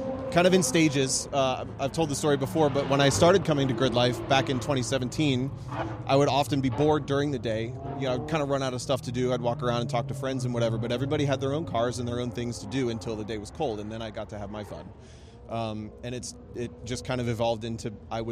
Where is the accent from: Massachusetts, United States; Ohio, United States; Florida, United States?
Ohio, United States; moved away as an adult; also born or lived in Chicago; I'm from Ohio, and I've lived kind of as a gypsy for the last 10 years